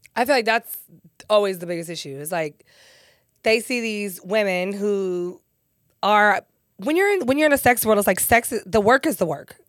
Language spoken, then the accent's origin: English; San Diego, California, United States; I grew up in Southeast San Diego